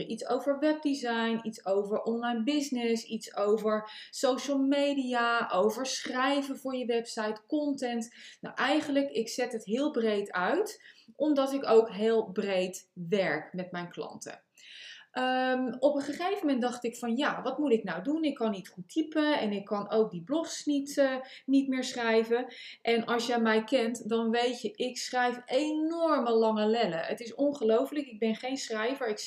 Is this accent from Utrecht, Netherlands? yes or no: no; The Hague, South Holland, Netherlands; accent: Hague; also born or lived in United States; Ik, ik, ik heb natuurlijk een Haags accent. Ik heb twintig jaar in Amerika gewoond.